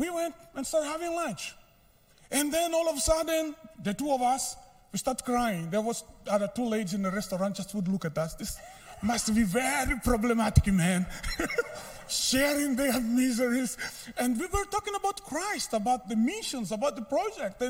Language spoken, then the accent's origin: English; Mozambique; English is a second language; moved away as an adult; now in Kenya; I am from Mozambique. I serve in Kenya, but I am from a different country in Africa, speak Portuguese. That's why my English is a little bit complicated or difficult to understand.